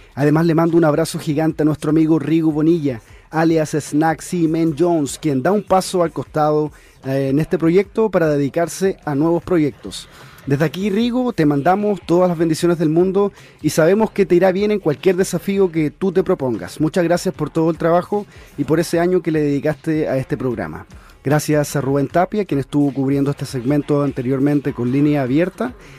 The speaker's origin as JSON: {"language": "Spanish", "country": "Chile", "said": "yo siento también como chileno"}